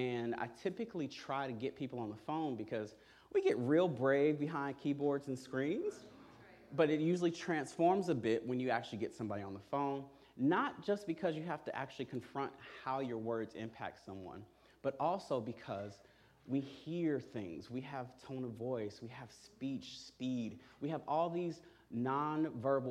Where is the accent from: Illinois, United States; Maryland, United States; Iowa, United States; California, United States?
Illinois, United States; Chicago; I grew up here in Chicago